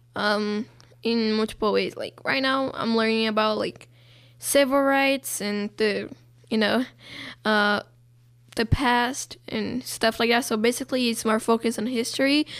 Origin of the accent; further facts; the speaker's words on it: Brazil; now in United States; I'm Brazilian. I'm not, like, I don't say that I'm white Brazilian, I just say I'm Brazilian